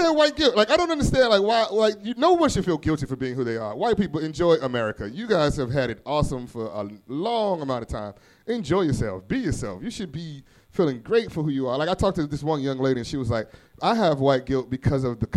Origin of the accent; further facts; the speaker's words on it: Gary, Indiana, United States; I grew up in Gary, Indiana, in the poor part of town